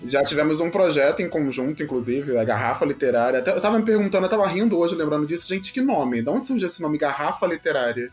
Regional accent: Rio de Janeiro, Brazil; now in Curitiba, Brazil; Sou carioca, mas atualmente estou morando em Curitiba

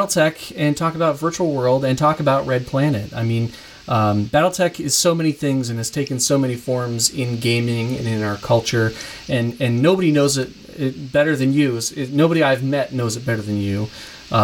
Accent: Kalamazoo, Michigan, United States; my hometown, Kalamazoo, Michigan

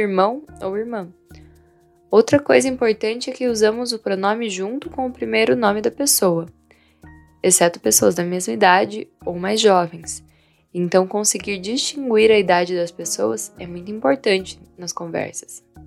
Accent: Vietnam; moved away; Minha cidade natal é no interior, onde a vida é calma e a igreja é o centro da comunidade

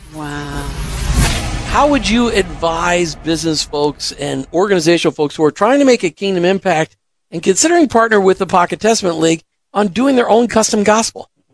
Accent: Minnesota, United States; I grew up in Minnesota

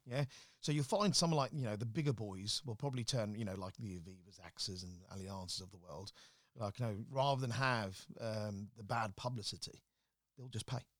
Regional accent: Slough, South East England, United Kingdom; moved away as an adult; also born or lived in London; now in Birmingham, United Kingdom; Growing up in Slough wasn't, uh, the easiest of things

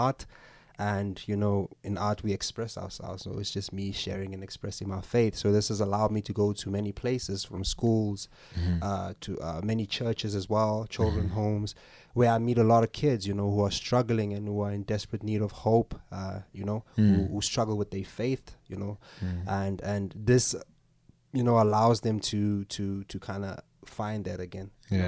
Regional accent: El Dorado Park, Gauteng, South Africa; now in Boksburg, South Africa; I hail out of the East Rand now, currently living in Boksburg, but I'm originally from El Dorado Park, yeah.

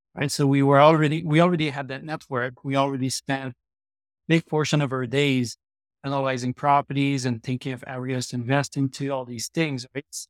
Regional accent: Trois-Rivières, Quebec, Canada; moved away as an adult; now in Calgary, Canada; I grew up in Trois-Rivières, Quebec. I moved to Calgary eleven years ago

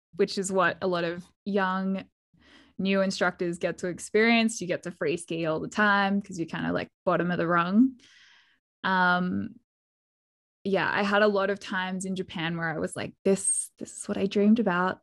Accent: Perth, Western Australia, Australia; also born or lived in Jackson, Wyoming; I'm from Perth in Western Australia

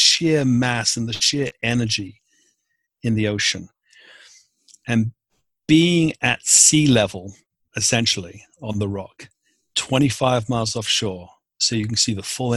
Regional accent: London, United Kingdom; moved away as an adult; also born or lived in Newfoundland / coast of Maine; now in Maine, United States; I was born and raised in London in the UK

